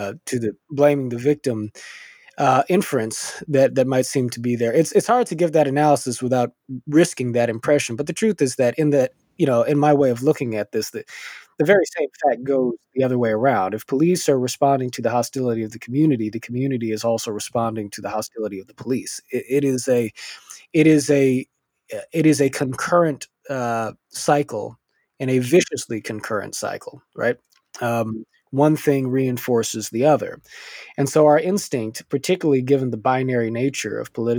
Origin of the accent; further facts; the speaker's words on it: Culver City, California, United States; I grew up in Culver City, California, which is a middle class, multicultural suburban city within LA County